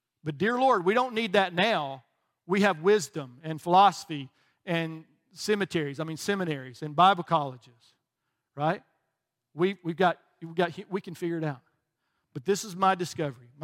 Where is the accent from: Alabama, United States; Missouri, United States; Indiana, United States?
Alabama, United States; moved away; I was from Alabama and we didn't have a whole lot of people from other countries living in when I was growing up